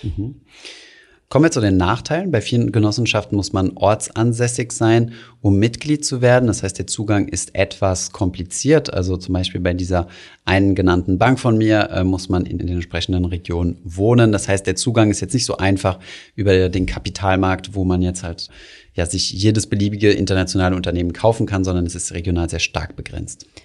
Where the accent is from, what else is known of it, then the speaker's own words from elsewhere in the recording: Germany; als Deutsche